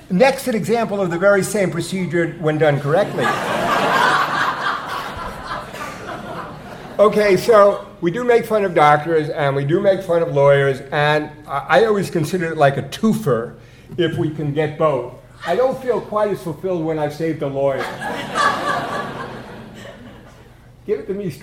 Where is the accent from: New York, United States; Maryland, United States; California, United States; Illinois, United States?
New York, United States; I'm from New York